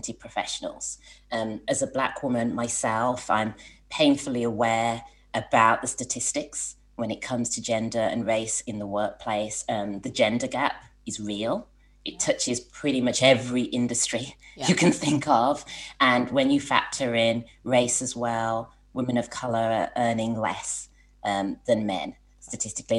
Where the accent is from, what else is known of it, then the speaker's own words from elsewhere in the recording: Birmingham, West Midlands, United Kingdom; moved away as an adult; also born or lived in London; now in Southern California, United States; a PR company in Birmingham as well. And that's my hometown.